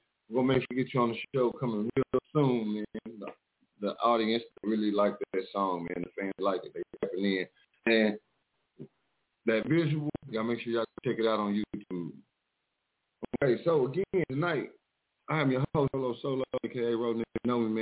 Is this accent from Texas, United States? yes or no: yes; Mineola, Texas, United States; moved away as an adult; also born or lived in Dallas; I am from Mineola, Texas